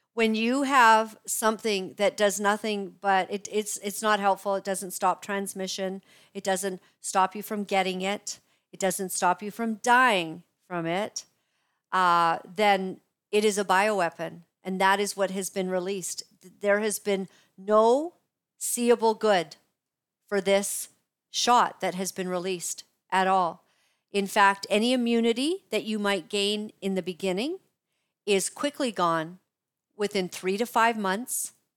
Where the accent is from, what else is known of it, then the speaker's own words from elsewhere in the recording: Canada; We are all Canadian